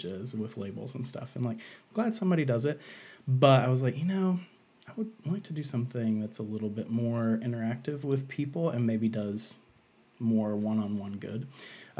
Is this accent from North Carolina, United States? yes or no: yes; Asheville, North Carolina, United States; I'm from Asheville, North Carolina.